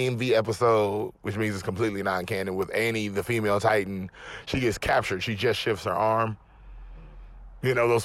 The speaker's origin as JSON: {"language": "English", "country": "United States", "said": "I'm American."}